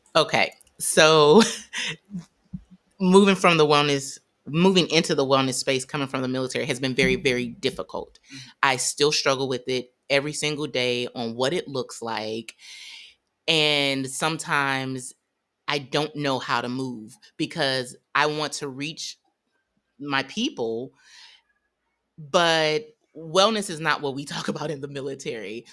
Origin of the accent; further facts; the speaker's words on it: St. Louis, Missouri, United States; I'm from Saint Louis, Missouri, pretty conservative